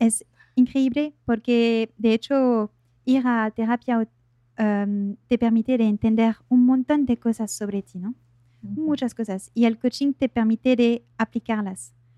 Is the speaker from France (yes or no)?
yes; France; accent: French; Spanish is a second language; now in Buenos Aires, Argentina; soy de Francia, soy francesa. Eh, por eso tengo un pequeño acento